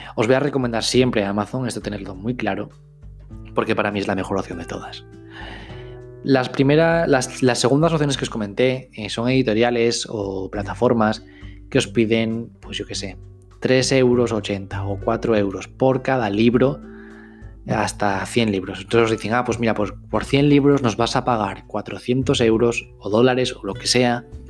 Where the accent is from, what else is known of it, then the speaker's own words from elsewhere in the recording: Spain; soy un escritor español